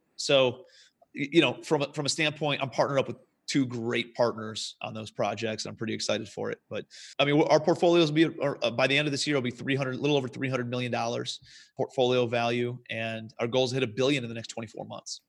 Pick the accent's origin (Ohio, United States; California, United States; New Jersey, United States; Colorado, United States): Ohio, United States; Cleveland; moved away as an adult; also born or lived in New York City; I'm from Cleveland originally, moved out to Cle, New York City